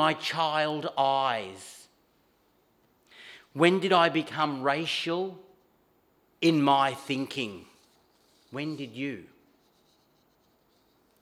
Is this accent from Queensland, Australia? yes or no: no; Montrose, Victoria, Australia; where I grew up in Montrose